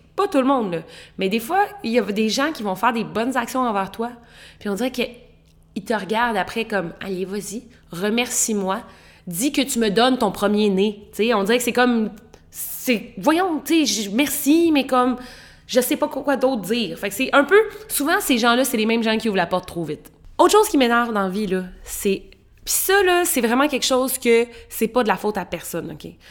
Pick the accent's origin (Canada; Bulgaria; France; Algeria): Canada; Quebec; en tant que Québécois